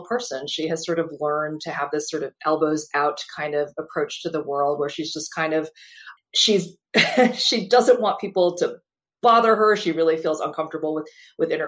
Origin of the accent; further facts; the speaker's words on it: Fargo, North Dakota, United States; moved away; growing up in North Dakota, I loved where I lived. I loved my hometown.